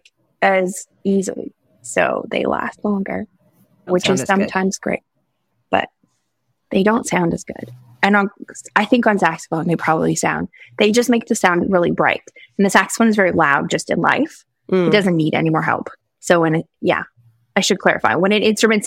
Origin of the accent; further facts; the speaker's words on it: Saskatchewan, Canada; I'm from Saskatchewan.